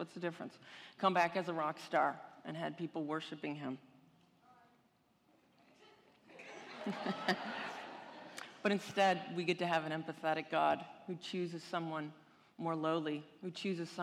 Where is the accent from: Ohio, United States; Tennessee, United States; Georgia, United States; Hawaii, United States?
Ohio, United States; Cleveland; I grew up in Cleveland, Ohio, not exactly the vacation destination of the world, but it was a good place to grow up